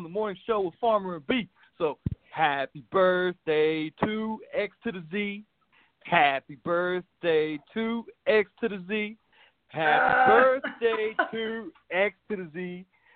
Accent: West Virginia, United States; accent: southern drawl; moved away; West Virginia originally

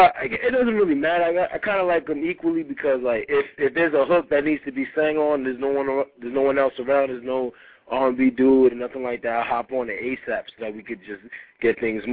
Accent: Rockland County, New York, United States; also born or lived in Haiti; Originally from Haiti, but I'm from Rockland County. You know what I'm saying? I do my thing in the 845.

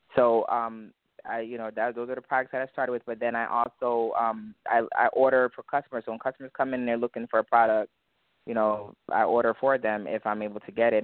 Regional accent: Hartford, Connecticut, United States; accent: Jamaican; I'm from Hartford, Connecticut. Um, both of my parents, my whole family is Jamaican. So my mom, my dad, they're Jamaican, but I grew up here

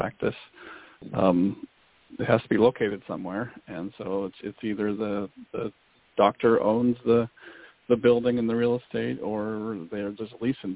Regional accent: small town on the Canadian border, Pacific Northwest, Washington, United States; accent: small Canadian accent; also born or lived in Seattle; I'm from the Pacific Northwest, up in Seattle. I grew up actually right on the Canadian border in a small town. People even sometimes claim I have a small Canadian accent on occasion

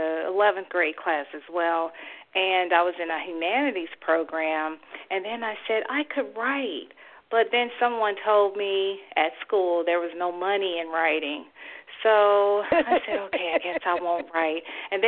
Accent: Durham, North Carolina, United States; Well, I grew up in Durham, North Carolina, a great middle-class family. We had our issues, but my father was an Army officer, my mom an administrator at colleges, and they reared 4 girls, the Barbie girls, and we were Army brats.

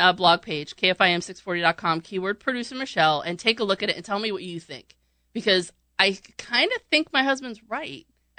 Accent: New York, United States; I'm from New York, too.

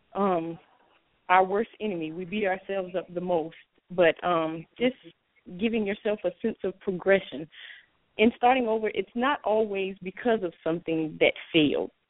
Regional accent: Orangeburg, South Carolina, United States; I'm from Orangeburg, South Carolina

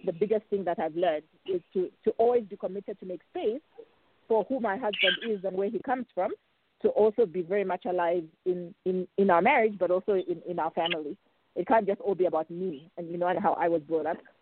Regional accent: Zambia; moved away; my my home country

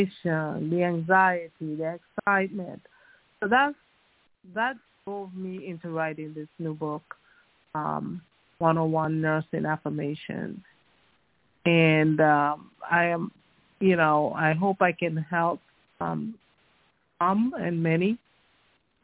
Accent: U.S. Virgin Islands; I came from the Virgin Islands, St. Thomas, that's my alma mater, University of the Virgin Islands

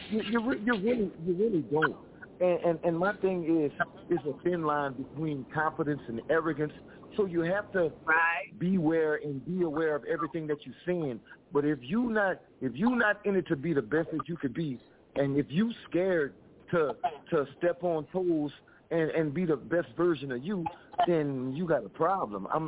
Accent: Lafayette, Louisiana, United States; Okay, well, I'm from Lafayette, Louisiana.

